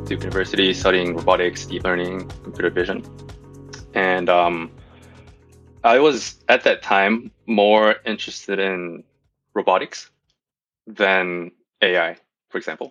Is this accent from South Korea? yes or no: yes; South Korea; moved away; also born or lived in Singapore / United States; I'm from Korea, so I was born and raised in Korea. I lived in Singapore and the U.S.